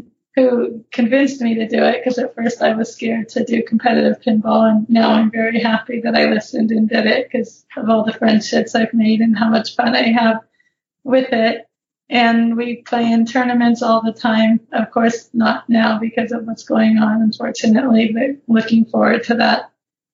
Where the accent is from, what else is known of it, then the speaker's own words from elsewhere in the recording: California, United States; now in Phoenix, United States; I grew up in California